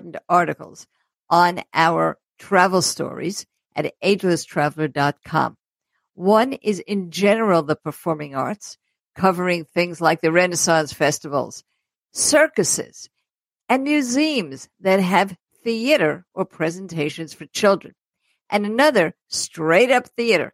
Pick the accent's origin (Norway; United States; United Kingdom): United States; New York City, New York; I grew up in Brooklyn